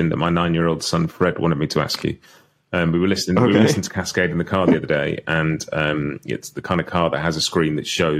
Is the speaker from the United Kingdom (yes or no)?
yes; United Kingdom; I'm a British guy who grew up listening to pop music and rock music